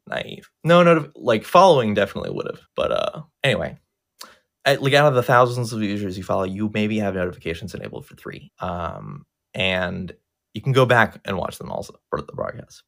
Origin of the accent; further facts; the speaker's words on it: United States; I, I'm an American and I've never been outside the country